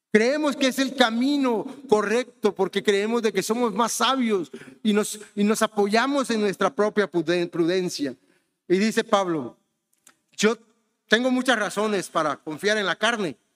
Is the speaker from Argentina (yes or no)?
no; Honduras; born there; also born or lived in Mexico; yo soy mexicano, pero ¿saben qué? Yo nací en Honduras, o sea que no soy mexicano de pura cepa. No tengo sangre mexicana, no, no tengo sangre mexicana, tengo sangre hondureña porque nací allá